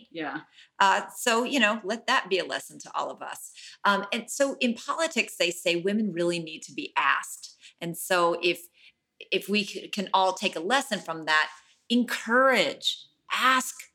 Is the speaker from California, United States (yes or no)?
yes; Oakland, California, United States; And I am very lucky I, because I'm born and raised in Oakland.